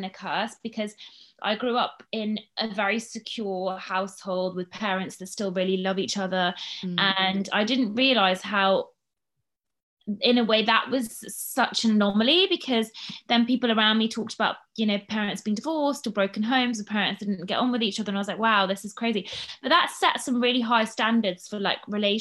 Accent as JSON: {"language": "English", "region": "London", "country": "United Kingdom", "tie": "born or raised there", "also_born_or_lived": "United States", "accent": "well-spoken English", "said": "we were growing up in London, in North London."}